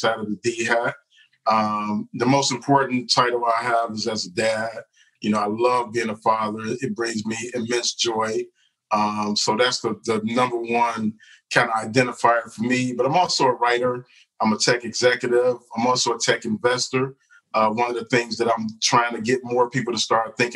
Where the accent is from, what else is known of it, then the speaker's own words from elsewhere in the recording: Detroit, Michigan, United States; I grew up in Detroit